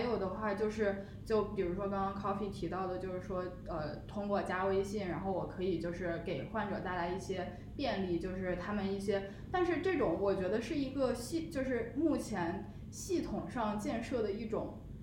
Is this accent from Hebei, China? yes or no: no; Beijing, China; 我自己作为北京人其实是有就是家庭医生的